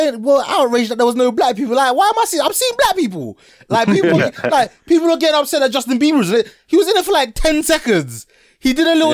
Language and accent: English; Ghana; I'm from Ghana